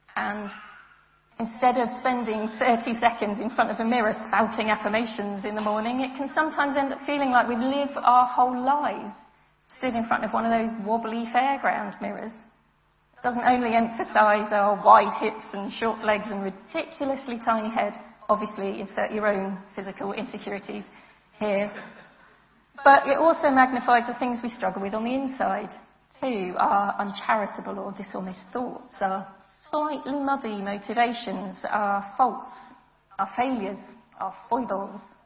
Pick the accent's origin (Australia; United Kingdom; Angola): United Kingdom; I'm British.